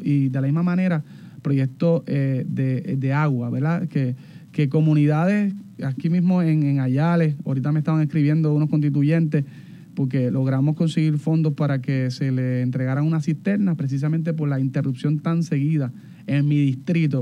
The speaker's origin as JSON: {"language": "Spanish", "town": "Barranquitas", "country": "Puerto Rico", "tie": "born or raised there", "said": "Yo me crié en, Barranquita, en Palo Hincado"}